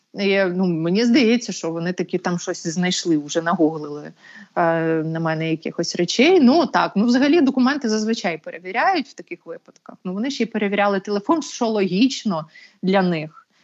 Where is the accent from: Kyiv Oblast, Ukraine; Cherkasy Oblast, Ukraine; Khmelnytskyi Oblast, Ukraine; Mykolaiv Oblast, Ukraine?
Kyiv Oblast, Ukraine; Bucha; це ж моє рідне місто, чому я звідси маю їхати